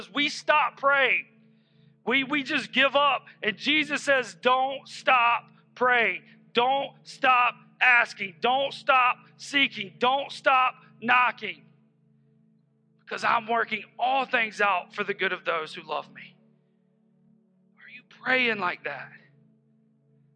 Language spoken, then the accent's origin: English; Hephzibah, Georgia, United States; We're from Hepzibah.